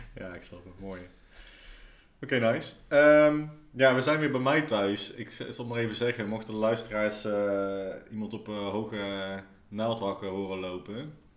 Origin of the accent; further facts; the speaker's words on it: Nijmegen, Gelderland, Netherlands; als Nijmegenaar